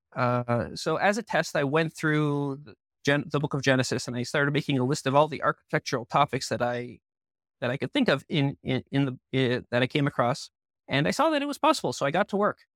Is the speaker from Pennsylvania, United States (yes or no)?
no; Southfield, Michigan, United States; moved away as an adult; also born or lived in Toronto, Canada / Israel; now in Jerusalem, Israel; I was born in Toronto, and I moved to Southfield, Michigan, which is a suburb of Detroit, when I was seven.